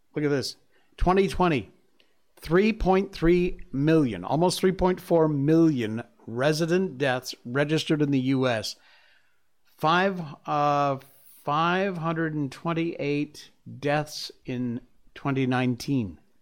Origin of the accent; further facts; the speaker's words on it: United States; moved away as an adult; now in Malaysia; I'm still an American at heart.